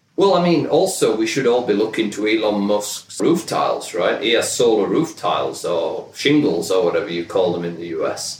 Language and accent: English; United Kingdom; now in United States; as a British family living in, in the US now